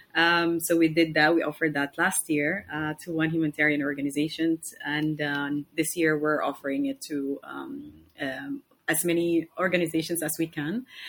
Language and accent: English; Somalia; now in Istanbul, Turkey; I'm from Somalia. Um, I've been living here in Istanbul for almost one year and two months